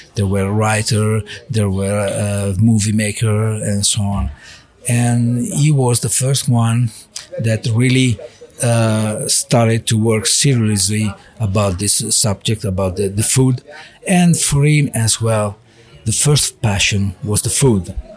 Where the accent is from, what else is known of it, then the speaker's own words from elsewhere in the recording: Milan, Lombardy, Italy; English is a second language; moved away as an adult; also born or lived in Monza; now in Faenza, Italy; I was born in Milano. So I, I, lived in Milano 30 years.